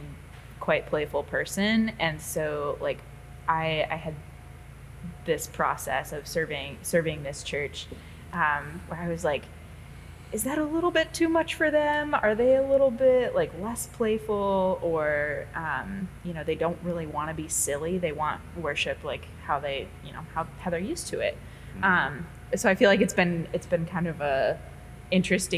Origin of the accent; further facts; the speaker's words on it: Midwest, United States; also born or lived in the South; now in Seattle, United States; being a Midwesterner who lived in the South and then out here